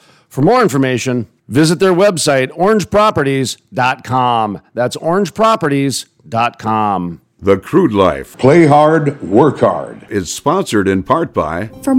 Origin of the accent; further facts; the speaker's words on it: Dhahran, Eastern Province, Saudi Arabia; You know, part of my problem is growing up in Dahran, I grew up not only behind chain link fences, but blast-proof cement blocks that surrounded particular buildings.